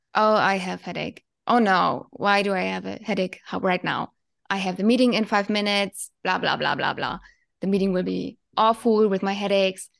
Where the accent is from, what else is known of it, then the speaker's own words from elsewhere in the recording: Germany; from Germany